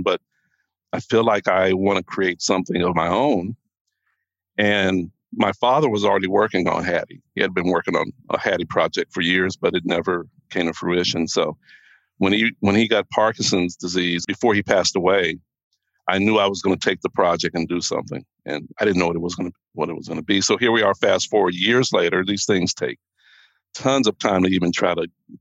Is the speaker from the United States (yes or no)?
yes; Texas, United States; moved away as an adult; now in Los Angeles, United States; I grew up in Texas, but I was born in Los Angeles, and I returned to Los Angeles in 2001